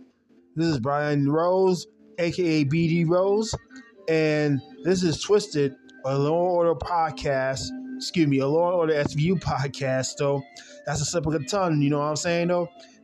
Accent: Jamaica; I hate the snow. I'm from Jamaica, man. We hate snow, man.

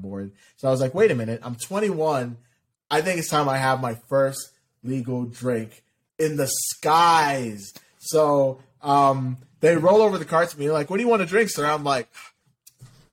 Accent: Ohio, United States; I'm from Ohio

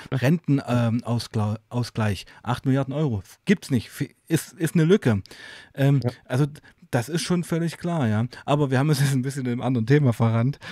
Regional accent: East Germany, Germany; ich auch Ostdeutscher bin und eben auch die Wende sehr aktiv mitgemacht habe

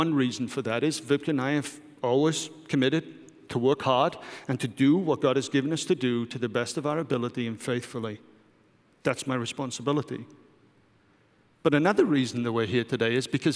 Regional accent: United Kingdom; moved away; I'm British

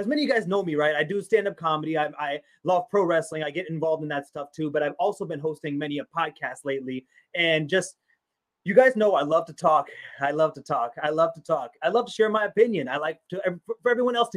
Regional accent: United States; also born or lived in Pakistan; being a Pakistani American, growing up, born in Pakistan, growing up here in America

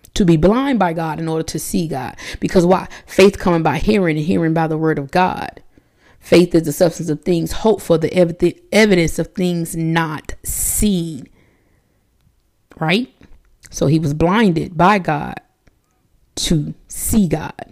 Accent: United States; I'm American

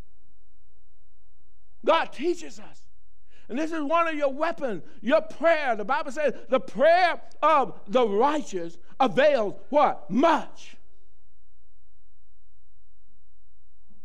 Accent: the South, United States; moved away; I grew up in the South

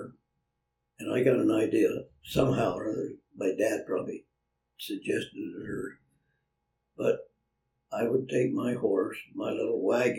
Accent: Ordway, Colorado, United States; also born or lived in Del Norte, Colorado; Then we moved to Ordway, Colorado, and that's where I got my horse when I was 8 years of age

